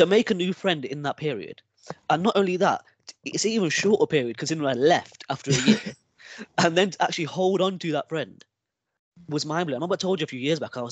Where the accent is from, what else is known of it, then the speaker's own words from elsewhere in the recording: Nottingham, East Midlands, United Kingdom; moved away as an adult; now in Manchester, United Kingdom; I'm from Nottingham. Nottingham born and raised